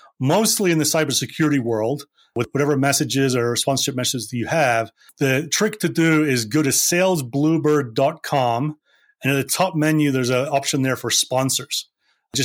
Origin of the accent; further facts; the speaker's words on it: Scotland, United Kingdom; I grew up in Scotland.